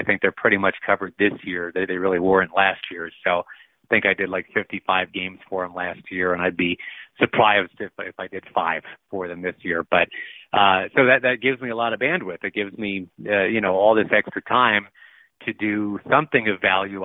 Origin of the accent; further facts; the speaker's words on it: Rochester, New York, United States; also born or lived in Atlanta / Boston; I was actually born well born in Atlanta, but grew up in uh, in both Boston and Rochester, New York. More Rochester than Boston. I only spent like three years in Boston, so I tell people I'm from Rochester.